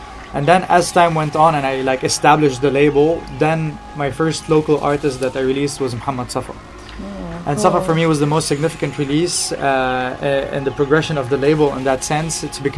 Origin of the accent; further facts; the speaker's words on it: Beirut, Beirut Governorate, Lebanon; we're both from Beirut, even, like, not even from Lebanon, just, like, from the same city.